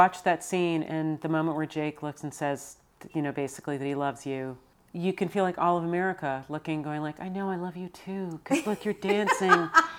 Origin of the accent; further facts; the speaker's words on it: New York, United States; moved away as an adult; now in Los Angeles, United States; I am still from New York.